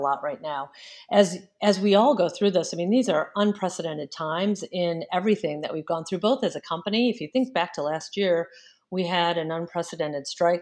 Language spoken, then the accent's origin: English; Detroit, Michigan, United States; moved away as an adult; I am actually from the Detroit area. I grew up around here